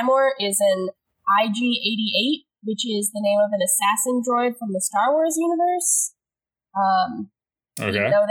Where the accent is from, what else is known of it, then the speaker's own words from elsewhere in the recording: Massachusetts, United States; near my hometown